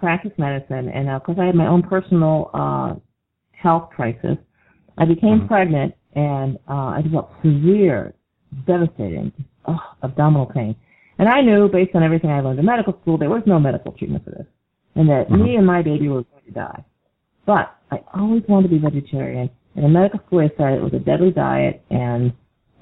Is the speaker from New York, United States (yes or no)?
yes; Syracuse, New York, United States; I moved back to Syracuse, which is my hometown